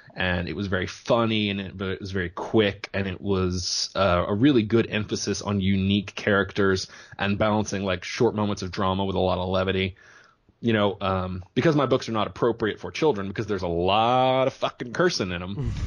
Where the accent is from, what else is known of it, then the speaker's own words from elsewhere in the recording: small town southeast of Houston, Texas, United States; from a small town that I'm guessing your listeners have never heard